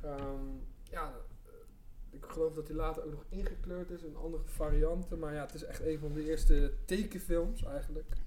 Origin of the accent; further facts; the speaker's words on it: Rotterdam, South Holland, Netherlands; ik kom zelf uit Rotterdam.